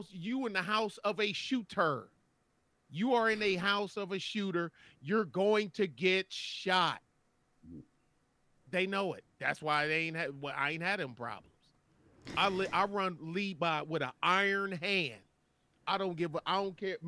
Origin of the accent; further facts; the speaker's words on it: Detroit, Michigan, United States; I'm from Detroit's west side